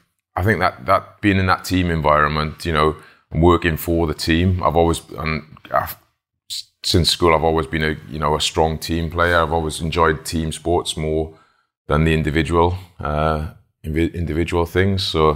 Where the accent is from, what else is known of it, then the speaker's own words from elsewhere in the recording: Wales, United Kingdom; Well, you play it in school, like back in Wales. You don't play football, you play rugby.